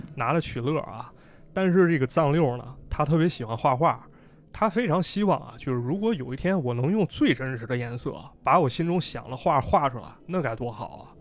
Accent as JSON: {"language": "Chinese", "region": "Northeast China", "country": "China", "said": "我的家乡就被解放了"}